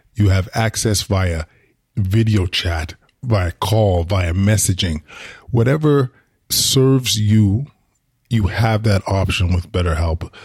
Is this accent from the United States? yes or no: no; Edmonton, Alberta, Canada; now in Ottawa, Canada; I grew up in Edmonton